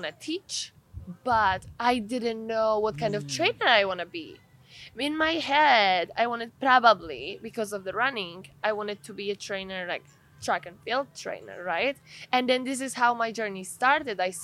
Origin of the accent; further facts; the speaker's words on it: Poland; now in California, United States; I was born in Poland, born and raised